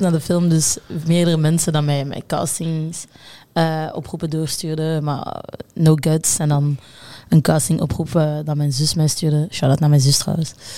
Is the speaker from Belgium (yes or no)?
yes; Brussels, Brussels-Capital Region, Belgium; geboren in Brussel.